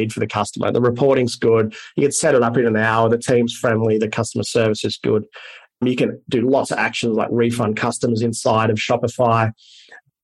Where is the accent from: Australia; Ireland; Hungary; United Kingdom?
Australia